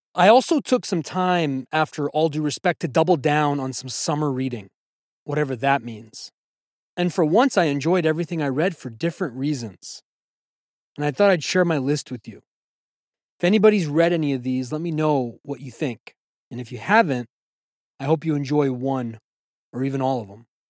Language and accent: English; United States; those of us who identify as American